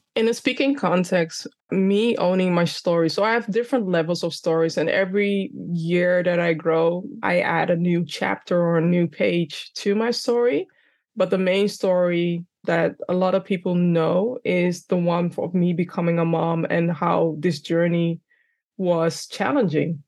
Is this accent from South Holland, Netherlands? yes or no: no; Amsterdam, North Holland, Netherlands; accent: Dunglish; English is a second language; I'm born and raised in the Netherlands, by the way, in Amsterdam.